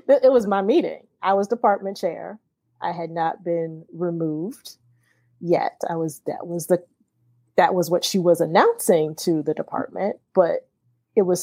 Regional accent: Akron, Ohio, United States; I'm from the Midwest. I'm from Akron, Ohio.

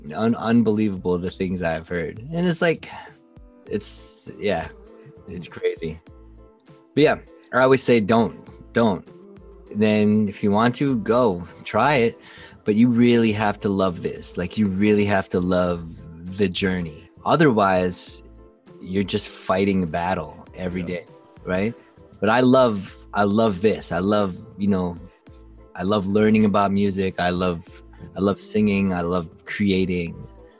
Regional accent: Philippines; Even on a racial tip, for example, like I said, I'm Filipino.

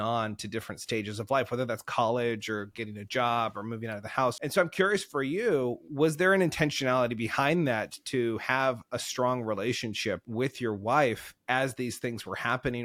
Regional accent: Oregon, United States; growing up in Oregon here

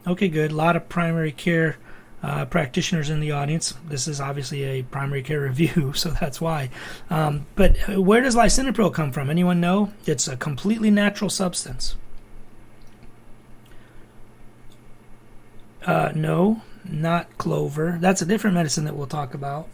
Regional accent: Toledo, Ohio, United States; I was born and raised in Toledo, Ohio.

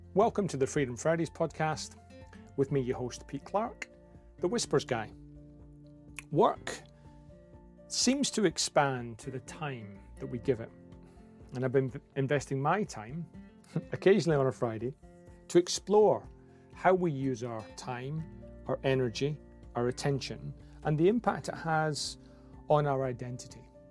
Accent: Scotland, United Kingdom; accent: broad Scottish; my broad Scottish accent

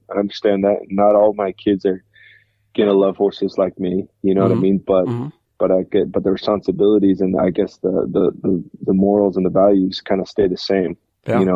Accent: Utah, United States; moved away as an adult; growing up in Utah, we'd love to be back in Utah

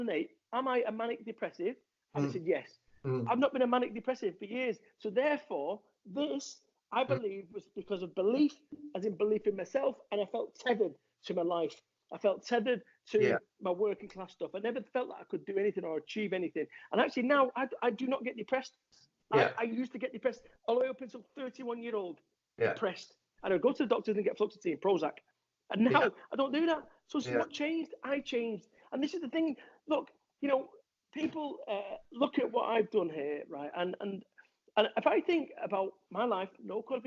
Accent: Salford, North West England, United Kingdom; I am from Salford, Manchester

